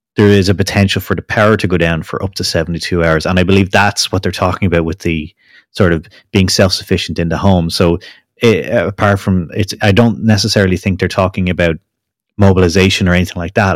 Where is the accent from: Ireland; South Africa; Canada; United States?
Ireland; I'm Irish